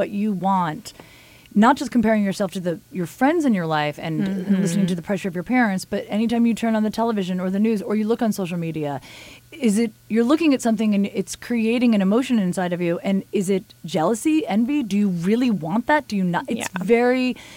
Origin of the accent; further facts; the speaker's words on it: New Jersey, United States; I'm from Jersey